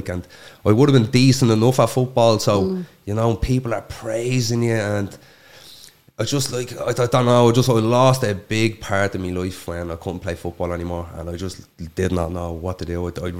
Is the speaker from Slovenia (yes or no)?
no; Coolock, Leinster, Ireland; We had a great childhood. Like, all we done from morning to night was just football. Like, football was my entire life.